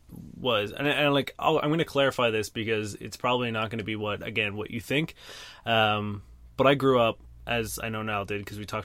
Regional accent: Brampton, Ontario, Canada; I grew up in Brampton

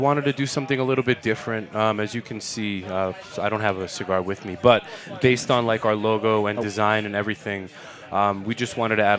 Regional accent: New York City, New York, United States; I'm from Queens, bro.

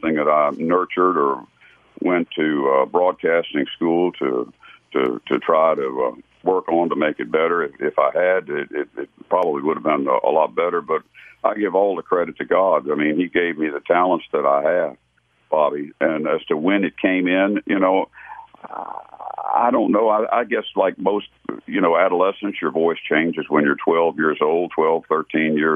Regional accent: Gaithersburg, Maryland, United States; I lived in Gaithersburg, Maryland. That was my hometown

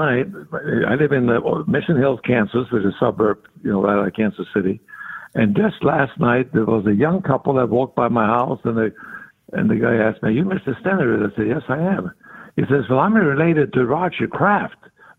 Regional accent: Norway; English is a second language; Well, I was born in 42, so you can figure out how old I'm going to get before the end of the year.

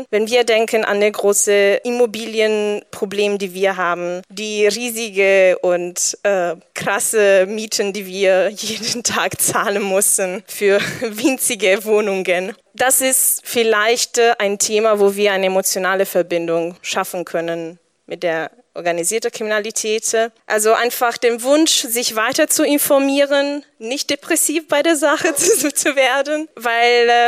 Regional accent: Italy; German is a second language; Und dieses Bewusstsein ist, was ich auch als Italienerin in Italien gelernt habe

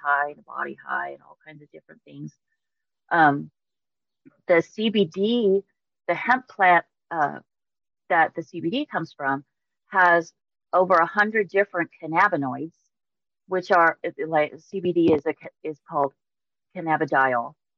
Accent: Mojave Desert, California, United States; originally from the Mojave Desert in California. I grew up just south of Death Valley

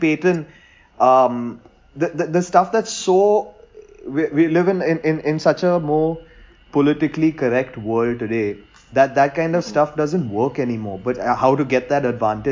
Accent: India; growing up as an Indian cricket fan

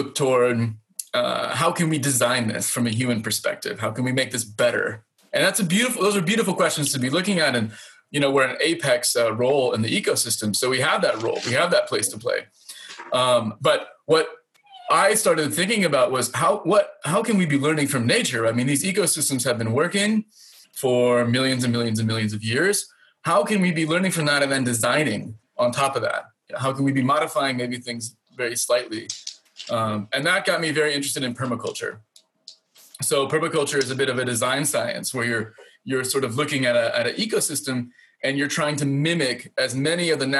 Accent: Indiana, United States; now in Finland; growing up in the Midwest of Indiana

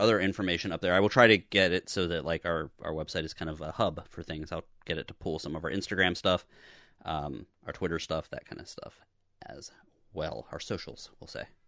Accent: Pittsburgh, Pennsylvania, United States; I'm from Pittsburgh

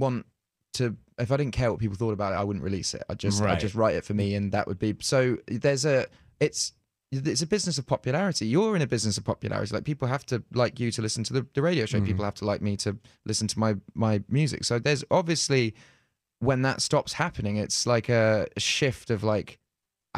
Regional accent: United Kingdom; comes from being British. I think in Britain

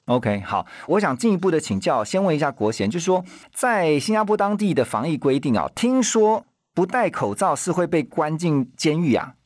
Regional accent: Taiwan; 像我们台湾这边的话

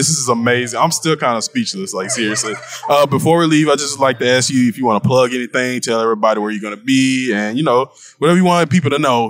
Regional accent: Dallas, Texas, United States; We're from Dallas, Texas.

